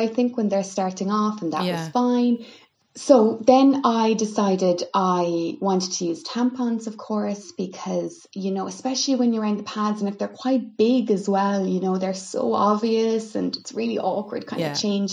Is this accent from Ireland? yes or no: yes; Milltown, Munster, Ireland; your standard experience of kind of growing up in Kerry